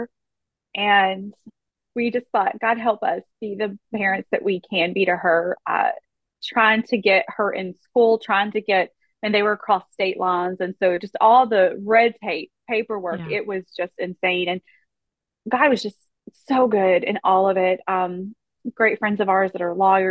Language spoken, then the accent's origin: English; Kentucky, United States; we're from Kentucky and Jay's family, they're from Ohio